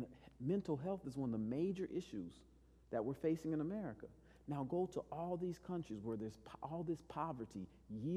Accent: El Paso, Texas, United States; I grew up in El Paso.

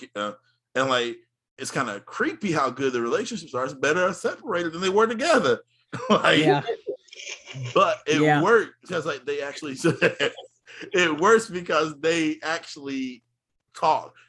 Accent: United States; I love being an American

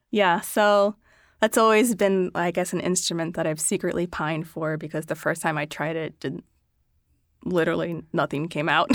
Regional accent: Philadelphia, Pennsylvania, United States; I grew up in Philadelphia

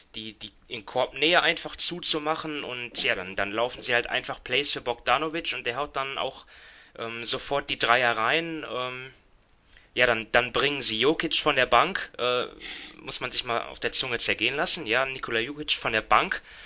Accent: Germany; wir als Deutsche

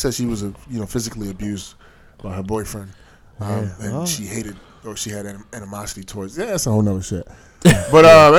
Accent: Baltimore, Maryland, United States; Yeah, I'm from Baltimore.

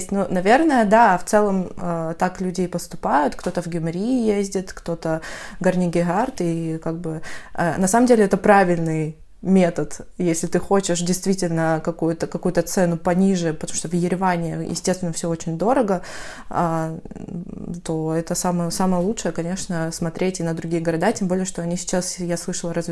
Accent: North Caucasus, Russia; now in Armenia; потому что я сама с Кавказа, северного, правда, и, ну, в целом, южная атмосфера и атмосфера маленького города и свежие овощи, когда они не пластиковые, я это все помню со времен школы

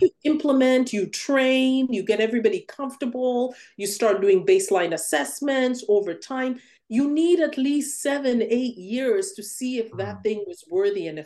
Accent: Uganda; now in United States; I grew up in Uganda, where all of the shows were imported

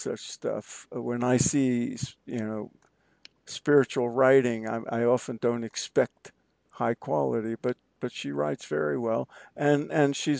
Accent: New York City, New York, United States; when I was growing up in Brooklyn

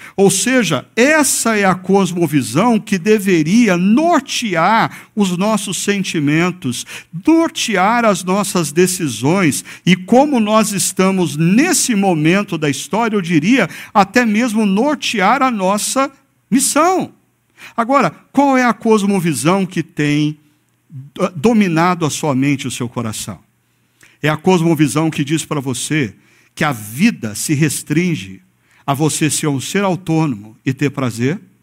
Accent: Brazil; nós brasileiros

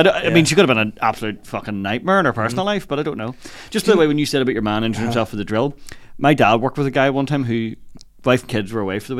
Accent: Lisburn, Northern Ireland, United Kingdom; moved away as an adult; now in Belfast, United Kingdom; I'm originally from Lisburn, but like, I've lived in Belfast for over a decade now. Yeah. I'll probably never live in Lisburn again.

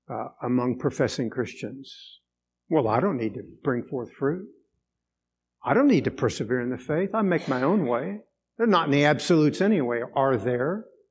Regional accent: Venezuela; I grew up in Venezuela.

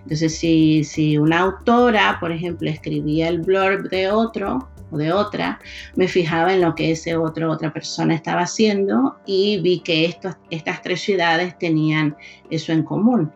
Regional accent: Maracaibo, Zulia, Venezuela; moved away as an adult; also born or lived in Florida, United States / Georgia, United States; now in Massachusetts, United States; Nací en Maracaibo, en el norte de Venezuela. Crecí allí, fui a la universidad, me gradué allí y vine a Estados Unidos hace 19 años

